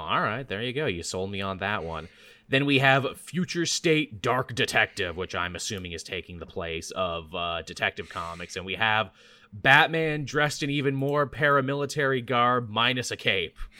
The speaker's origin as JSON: {"language": "English", "country": "Canada", "said": "as a Canadian"}